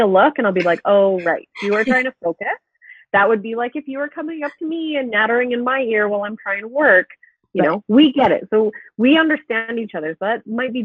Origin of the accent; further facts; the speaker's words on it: BC, British Columbia, Canada; now in Alberta, Canada; We both grew up in different areas of BC